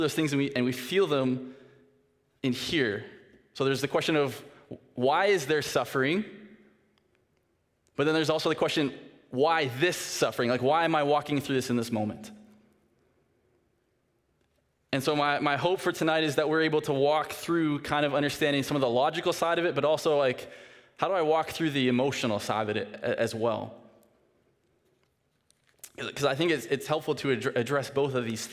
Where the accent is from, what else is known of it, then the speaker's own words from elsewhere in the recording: Saskatoon, Saskatchewan, Canada; moved away; I'm from Saskatoon. I now work at Northview. This is where I live